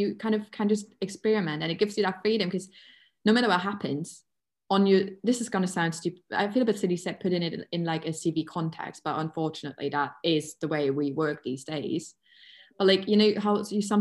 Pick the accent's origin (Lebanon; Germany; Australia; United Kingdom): Germany; English is a second language; I am German